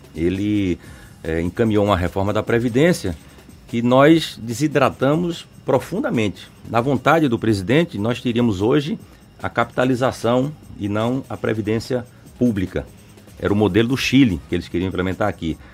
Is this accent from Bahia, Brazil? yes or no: yes; Mairi, Bahia, Brazil; lá em Mairi, até onde eu nasci